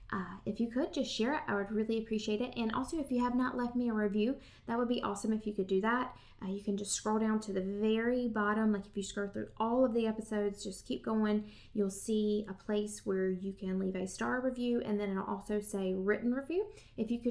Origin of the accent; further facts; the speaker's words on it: Southern United States, United States; accent: Southern; my Southern accent